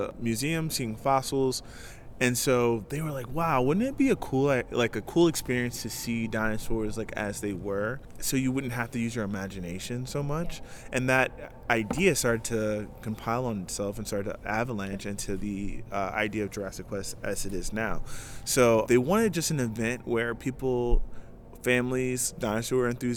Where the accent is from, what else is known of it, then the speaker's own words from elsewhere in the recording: New Orleans, Louisiana, United States; moved away; also born or lived in Los Angeles; I grew up in New Orleans, so we were used to being outside in the elements